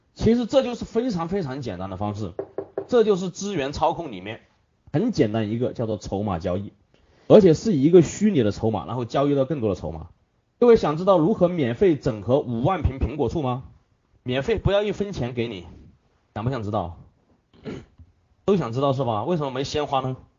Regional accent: Hunan, China; 这是我们湖南人的最爱，其他的抽不习惯

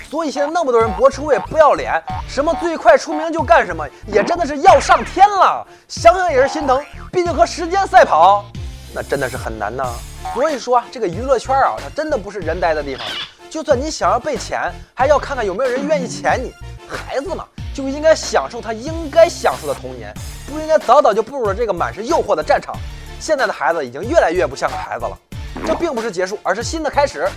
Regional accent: Pingdingshan, Henan, China; 我们河南的老乡啊，都是拼命扇的

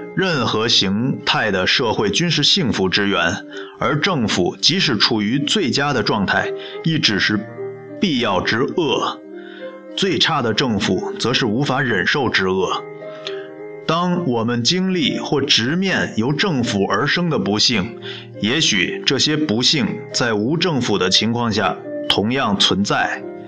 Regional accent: China; 我是中国人

